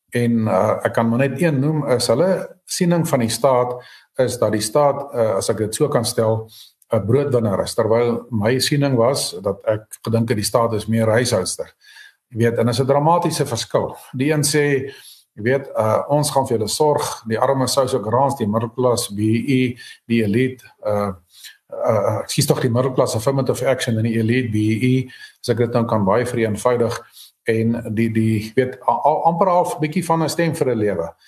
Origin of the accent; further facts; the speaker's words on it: South Africa; ons het Afrikaners hier geword, ons het nie as Afrikaners hier aangekom nie